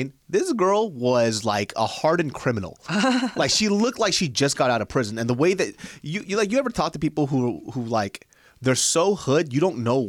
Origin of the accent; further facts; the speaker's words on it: Kansas, United States; I'm from Kansas.